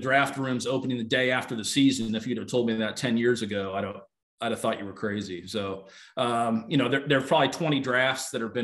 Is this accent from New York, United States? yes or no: no; South Bend, Indiana, United States; now in Cincinnati, United States; I live outside of Cincinnati now. I grew up in South Bend.